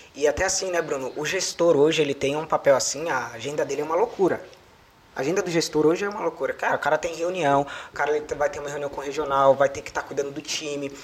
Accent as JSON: {"language": "Portuguese", "town": "Jequié", "region": "Bahia", "country": "Brazil", "moved": "yes", "lives_now": "São Paulo, Brazil", "said": "vim lá de Jequié, da Bahia, da cidade pequena"}